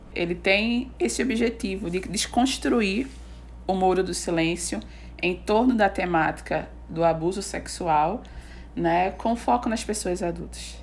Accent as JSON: {"language": "Portuguese", "town": "Recife", "region": "Pernambuco", "country": "Brazil", "said": "a gente é de Recife, Pernambuco"}